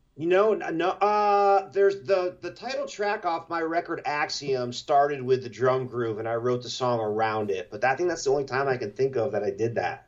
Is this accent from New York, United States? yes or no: yes; Albany, New York, United States; now in Portland, United States; I grew up right outside of Albany